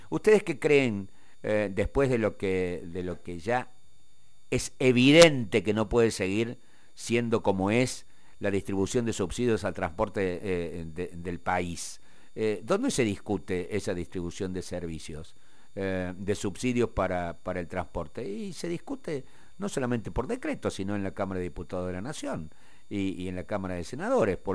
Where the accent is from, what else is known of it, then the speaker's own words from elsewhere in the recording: Córdoba, Argentina; los cordobeses estemos mejor.